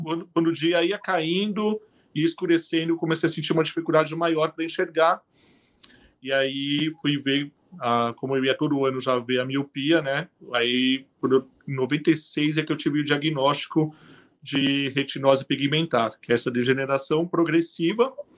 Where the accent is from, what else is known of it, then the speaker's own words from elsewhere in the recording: São Paulo, Brazil; moved away as an adult; now in Curitiba, Brazil; eu sou paulistano